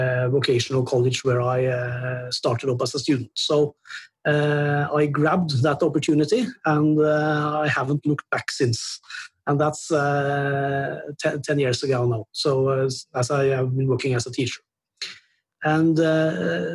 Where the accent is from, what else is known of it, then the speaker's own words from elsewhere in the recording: Norway; I'm from Norway and I'm 47 years old